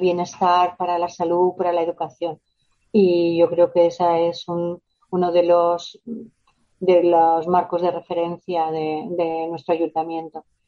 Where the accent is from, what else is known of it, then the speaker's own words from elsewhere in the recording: La Rioja, Spain; moved away as an adult; now in Dos Hermanas, Spain; yo soy de La Rioja, pero llevo viviendo aquí ya más de 20 años y bueno, por eso yo digo que soy andaluza de adopción y nazarena de adopción